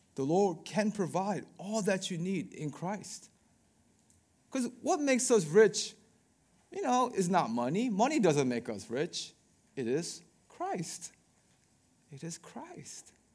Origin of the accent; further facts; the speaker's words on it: Baltimore, Maryland, United States; I am from Baltimore